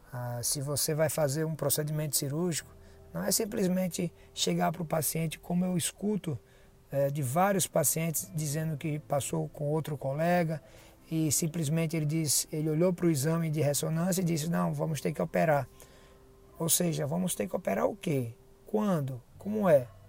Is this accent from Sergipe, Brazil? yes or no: yes; Aracaju, Sergipe, Brazil; also born or lived in São Paulo; foi a volta é, para minha terra, né, em Aracaju, depois da especialidade em São Paulo